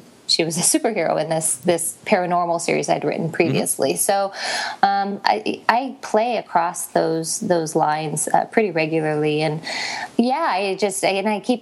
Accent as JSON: {"language": "English", "town": "Las Vegas", "region": "Nevada", "country": "United States", "said": "I'm from Las Vegas, and every summer I try to escape this boiling pit, which is where I am right now"}